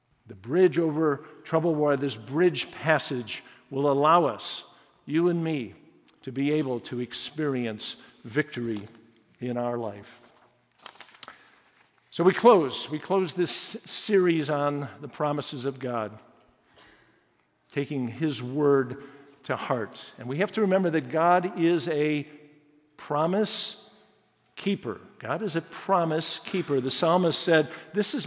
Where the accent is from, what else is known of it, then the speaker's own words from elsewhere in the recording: Chicago, Illinois, United States; I was born in Chicago in the city, grew up in the suburbs